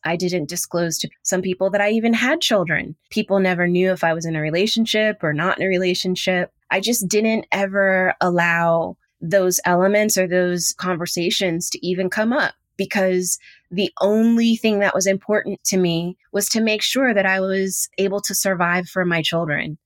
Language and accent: English; Houston, Texas, United States; I'm that chick from Third Ward, Houston, Texas.